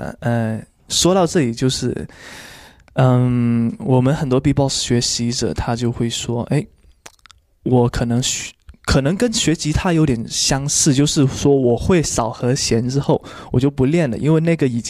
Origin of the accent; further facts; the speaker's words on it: Guangdong, China; 我是广东人，